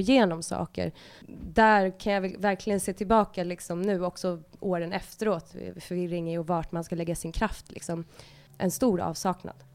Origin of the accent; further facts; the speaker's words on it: Stockholm, Stockholm County, Sweden; mitt kvarter där jag växte upp i Rinkeby